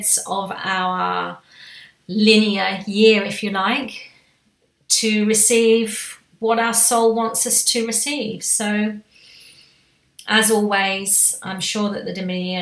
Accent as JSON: {"language": "English", "country": "United Kingdom", "said": "being a Brit"}